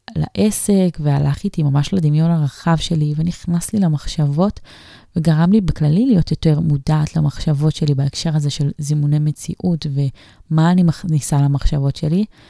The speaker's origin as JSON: {"language": "Hebrew", "town": "Kiryat Ekron", "region": "Central District", "country": "Israel", "tie": "born or raised there", "moved": "yes", "said": "כשהיינו אה, גרים בקריית עקרון, זאת אומרת שהייתי באמת ממש קטנה, מתחת לגיל 14"}